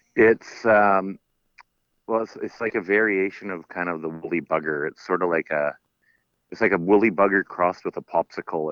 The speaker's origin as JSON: {"language": "English", "area": "Sunshine Coast, Lower Mainland", "region": "British Columbia", "country": "Canada", "tie": "born or raised there", "also_born_or_lived": "Terrace, British Columbia", "lives_now": "Vancouver Island, Canada", "said": "I grew up on the Lower Mainland, so on the Sunshine Coast."}